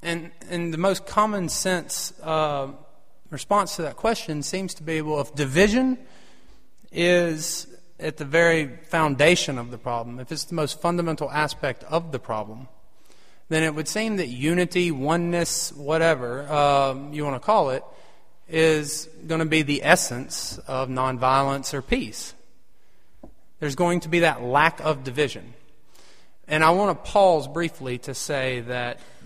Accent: United States; being an American

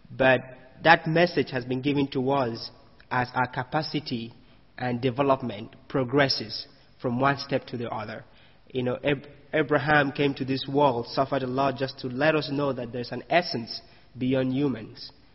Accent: Cameroon; moved away as an adult; now in United States; I come from Cameroon. You know, I come to the U.S.

